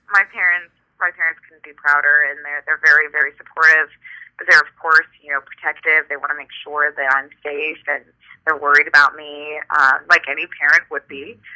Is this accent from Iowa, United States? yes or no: no; California, United States; now in New York, United States; I'm originally from California, so I'm used to cross country flights